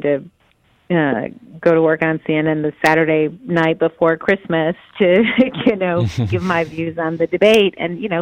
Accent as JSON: {"language": "English", "town": "Chicago", "region": "Illinois", "country": "United States", "said": "I'm from Chicago"}